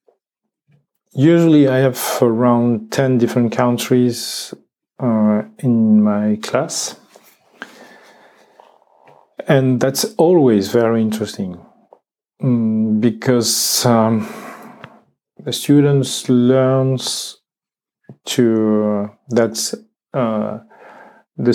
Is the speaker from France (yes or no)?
yes; France; English is a second language; I am from France, from one region, but in me that's many countries and many traditions